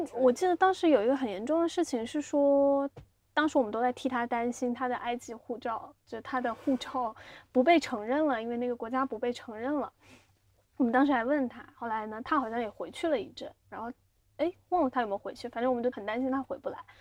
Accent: Xiamen, Fujian, China; moved away as an adult; also born or lived in Beijing; 作为一个厦门人

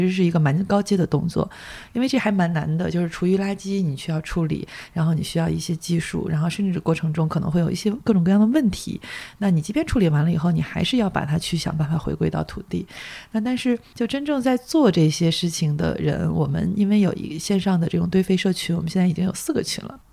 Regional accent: Weihai, Shandong, China; now in Beijing, China; 我老家是山东威海，那个就是嗯。特，全国第一个卫生城嘛

